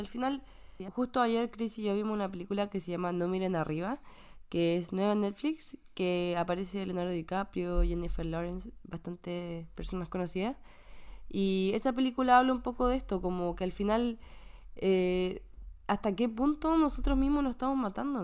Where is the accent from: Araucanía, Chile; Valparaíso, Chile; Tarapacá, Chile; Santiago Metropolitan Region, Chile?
Santiago Metropolitan Region, Chile; Santiago; now in Canada; en Santiago se nota. Yo me acuerdo cuando era pequeña y llovía en el invierno, llovía harto.